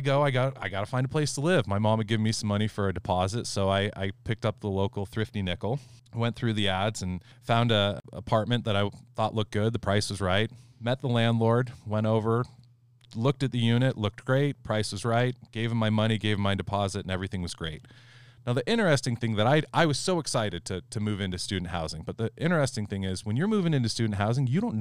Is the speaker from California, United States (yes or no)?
yes; California, United States; I was the assistant manager at the local auto parts store where I grew up in California